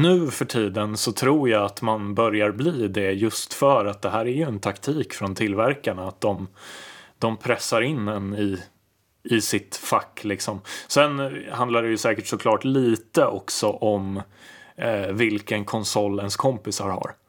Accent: Lidingö, Stockholm County, Sweden; jag är ju uppvuxen på Lidingö

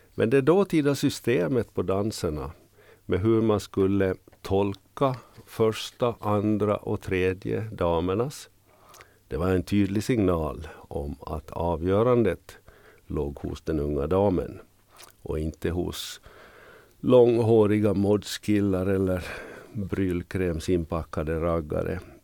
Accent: Jakobstad, Ostrobothnia, Finland; moved away as an adult; also born or lived in Vaasa, Finland / Norrbotten, Sweden / Västerbotten, Sweden / Ångermanland, Sweden; now in Kökar, Finland; Jag är född i Jakobstad, utbildad vid pedagogiska fakulteten i Vasa

